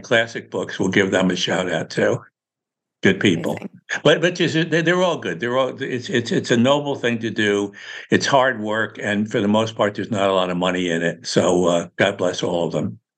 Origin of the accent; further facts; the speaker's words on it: Newburgh, New York, United States; now in Palm Beach, United States; Newburgh, New York, my hometown, man, where my mom was